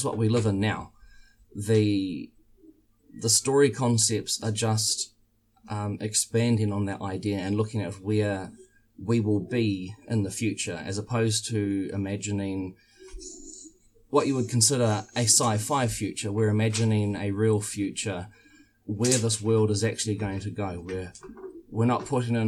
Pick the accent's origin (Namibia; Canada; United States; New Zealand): New Zealand; I'm from New Zealand